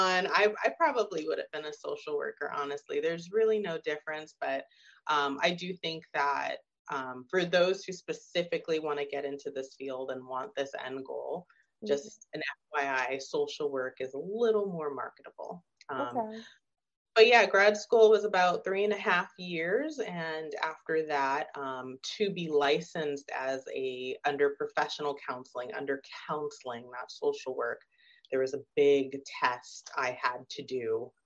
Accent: Arizona, United States; I'm from Arizona

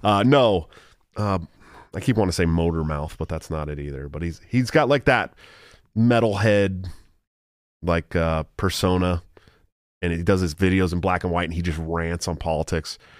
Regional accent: Antioch, California, United States; my hometown, Antioch, California

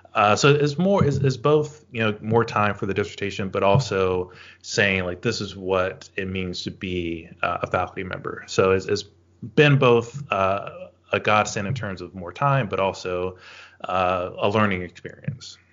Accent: Shreveport, Louisiana, United States; moved away as an adult; also born or lived in New Orleans, Louisiana / Maine; now in Boston, United States; I grew up in Northwest Louisiana, a city called Shreveport

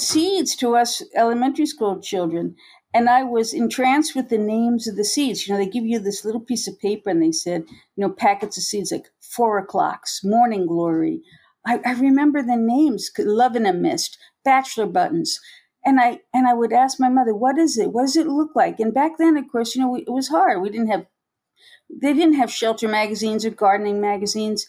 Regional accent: New York City, New York, United States; moved away as an adult; also born or lived in Africa / Japan / Hawaii; now in Croton-on-Hudson, United States; I grew up in New York City. I'm a kid from the boroughs. Grew up in apartments in Queens, Brooklyn, Manhattan

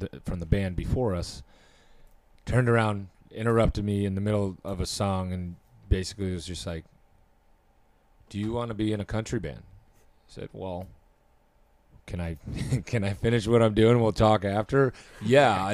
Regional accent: Michigan, United States; moved away as an adult; now in Nashville, United States; I'm from Michigan

